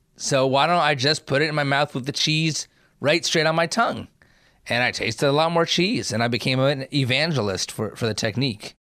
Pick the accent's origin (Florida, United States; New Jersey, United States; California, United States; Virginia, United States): New Jersey, United States; I grew up in New Jersey